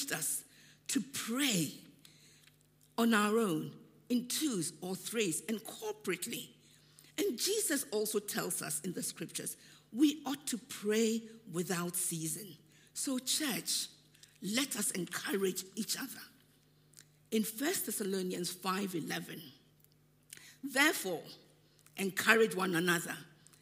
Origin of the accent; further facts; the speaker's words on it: Ghana; moved away; When I was growing up in Ghana